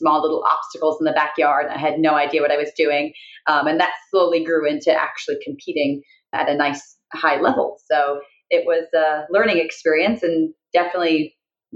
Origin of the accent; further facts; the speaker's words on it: Canada; moved away as an adult; now in United States; I'm from Canada. So I came here just after I graduated college